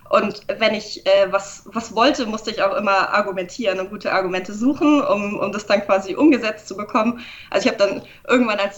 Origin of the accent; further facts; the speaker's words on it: Augsburg, Bavaria, Germany; moved away as an adult; now in Nuremberg, Germany; ich bin nicht in, in Nürnberg aufgewachsen, aber nicht weit weg. Ich, aus Augsburg komme ich, also es war kein, kein weiter Umzug. Äh, ich bin zum Studieren eben hergezogen